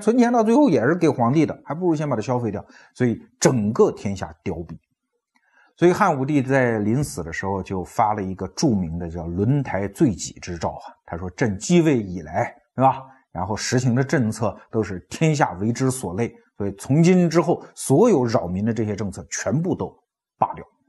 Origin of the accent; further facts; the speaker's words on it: China; 我们中国人为什么非要去学习这种税制呢